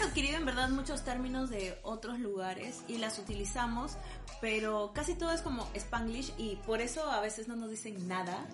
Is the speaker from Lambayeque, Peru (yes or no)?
yes; Chiclayo, Lambayeque, Peru; soy de Chiclayo